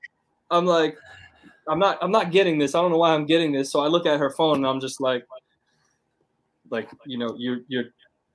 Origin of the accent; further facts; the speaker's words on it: United States; moved away as an adult; now in China; we're both American from the same place